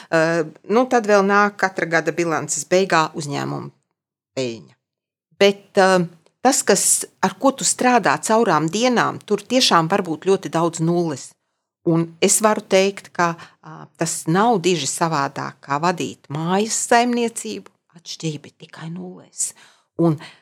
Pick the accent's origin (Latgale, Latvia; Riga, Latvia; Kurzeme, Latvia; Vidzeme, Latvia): Vidzeme, Latvia; Ogre; also born or lived in Dunika / Jaunjelgava; es esmu izaugusi tiešām kā vidzemniece